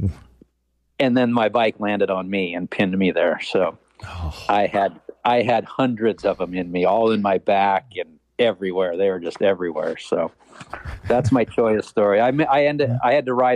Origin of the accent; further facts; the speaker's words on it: Pacific Northwest, United States; I'm from the Pacific Northwest